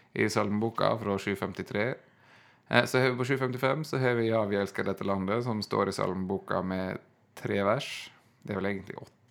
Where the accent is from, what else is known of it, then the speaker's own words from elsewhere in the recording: Ørsta, Møre og Romsdal, Norway; moved away; hjemme i Ørsta, der jeg kommer fra